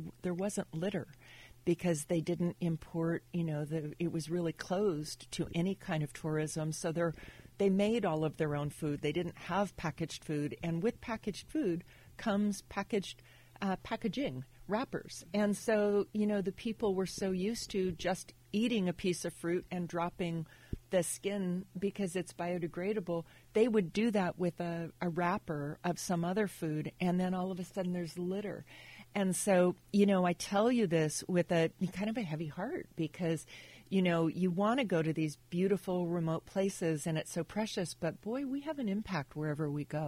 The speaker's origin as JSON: {"language": "English", "town": "Napa", "region": "California", "country": "United States", "tie": "born or raised there", "also_born_or_lived": "Monterey, California", "said": "growing up in Napa Valley for high school, we moved to Monterey."}